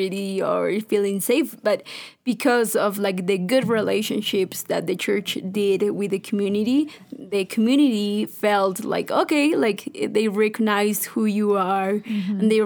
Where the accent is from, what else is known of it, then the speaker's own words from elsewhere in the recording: Ecuador; I've been growing up in Carmen Bajo.